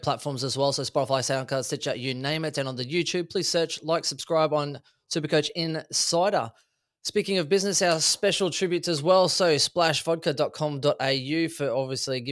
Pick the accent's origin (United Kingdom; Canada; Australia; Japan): Australia; Brisbane, Queensland; my hometown